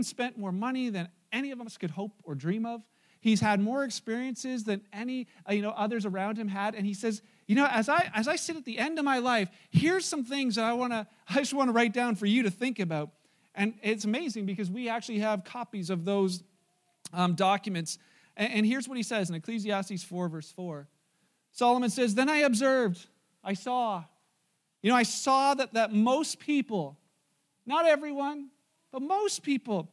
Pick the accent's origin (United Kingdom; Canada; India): Canada; Wellandport, Ontario; I'm the wabbit from Wellenport